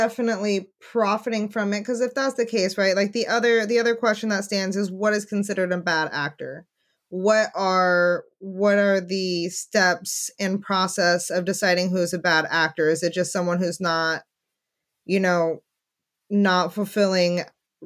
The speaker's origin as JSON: {"language": "English", "town": "Redding", "region": "California", "country": "United States", "said": "I'm from Redding"}